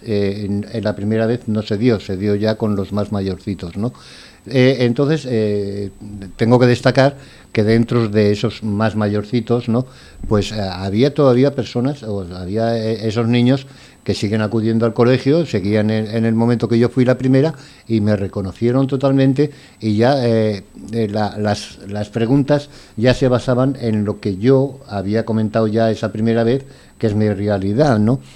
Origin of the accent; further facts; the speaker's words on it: Valencian Community, Spain; also born or lived in Granada; now in Valencia, Spain; soy valenciano y que, decidí venir a Valencia, pues salí de Granada